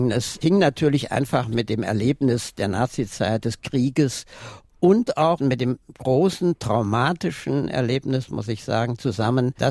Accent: Neunkirchen, Saarland, Germany; ich bin damals in die Bachschule gegangen, später aufs Gymnasium. Es war ja dann auch die Zeit, in der im Saarland auch einiges passierte.

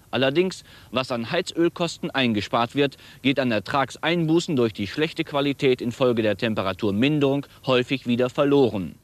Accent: Saarland, Germany; ich komme aus dem Saarland, bin auch hier geboren

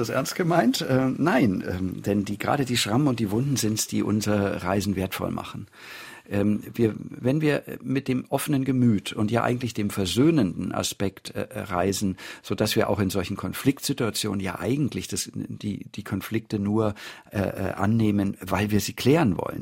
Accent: Germany

